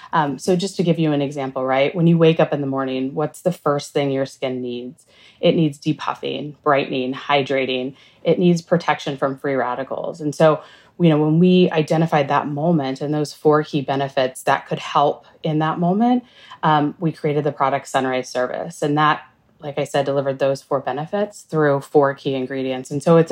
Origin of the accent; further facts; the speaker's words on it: West Coast, United States; now in New York City, United States; So I'm in New York City now, and I've been here almost 20 years, but I was born and raised on the West Coast